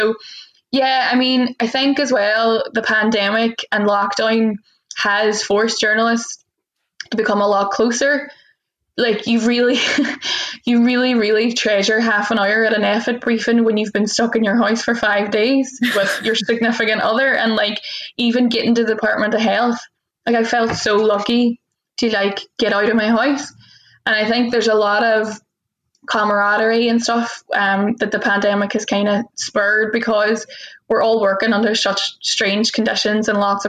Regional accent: the north of England, United Kingdom; that is kind of par for the course as a Northerner, I find.

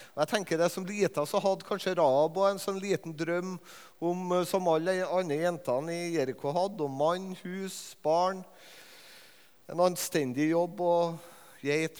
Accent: Levanger, Trøndelag, Norway; på Levanger, der jeg er fra

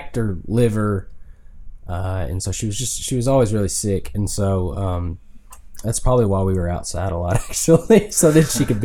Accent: Benton, Arkansas, United States; also born or lived in Salem, Arkansas / Batesville, Arkansas; I was raised in Avila, in Salem, in Benton, and then except for 1 year when we moved to Batesville

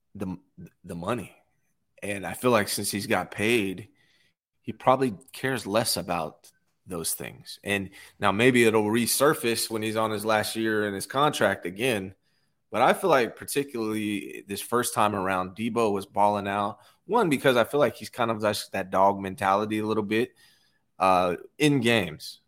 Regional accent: Bay Area, California, United States; one of my best friends I grew up with in the Bay Area

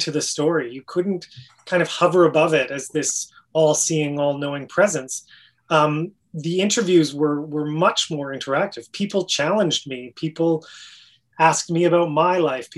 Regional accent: Canada; moved away as an adult; for being a Canadian, for being you know, this outsider.

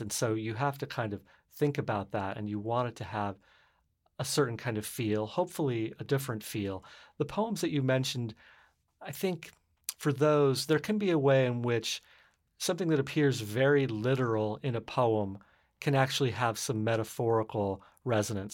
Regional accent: Arizona, United States; now in San Francisco, United States; I grew up in Arizona right next to the Salt River um, Pima Maricopa Reservation.

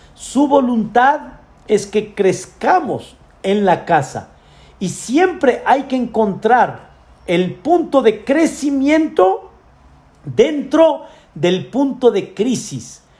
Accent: Mexico; Yo nací aquí en México y Dios quiso que yo viva en México

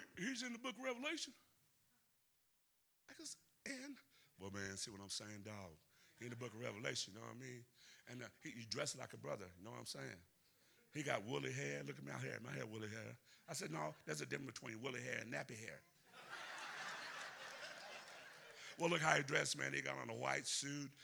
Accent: Deep South, United States; accent: Southern; I'm from the South, so I'm from the deep South, so I can talk Southern

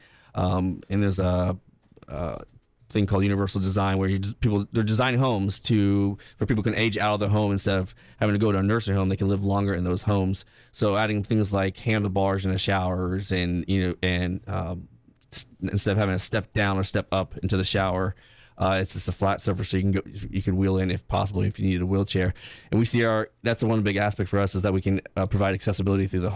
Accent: Tampa, Florida, United States; I grew up in Tampa.

